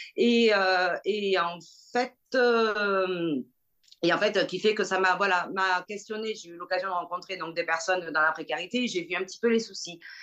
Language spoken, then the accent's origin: French; Bordeaux, Nouvelle-Aquitaine, France; je suis bordelaise